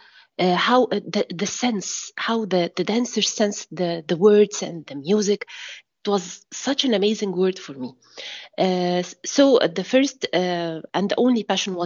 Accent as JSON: {"language": "English", "country": "Egypt", "said": "from Egypt"}